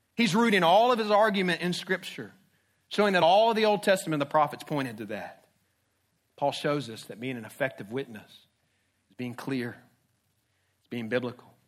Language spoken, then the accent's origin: English; Jacksonville, Florida, United States; I grew up in Jacksonville. I'm a Jacksonville kid